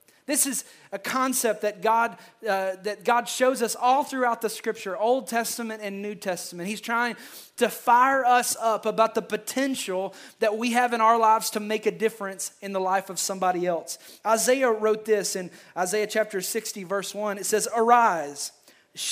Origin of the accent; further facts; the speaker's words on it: Kentucky, United States; I am from Kentucky